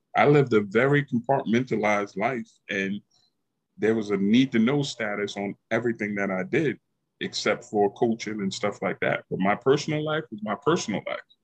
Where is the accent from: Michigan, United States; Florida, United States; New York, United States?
New York, United States; Yonkers; the city that I grew up